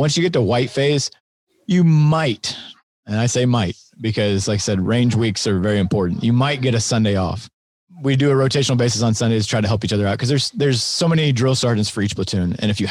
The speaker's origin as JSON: {"language": "English", "town": "Greenville", "region": "Illinois", "country": "United States", "tie": "born or raised there", "said": "I'm from Greenville"}